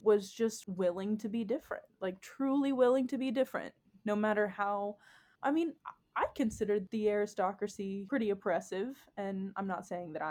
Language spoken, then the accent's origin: English; Texas, United States; I am from Texas. I come from a more conservative family.